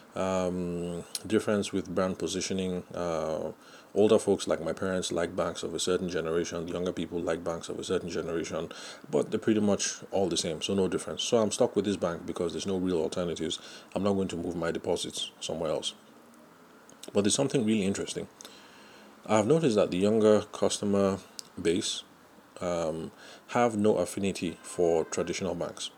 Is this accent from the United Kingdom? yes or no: no; Nigeria; I'm Nigerian